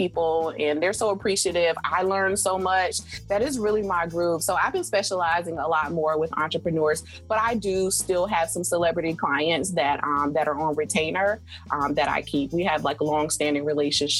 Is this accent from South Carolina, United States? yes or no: yes; South Carolina, United States; moved away; I'm from South Carolina originally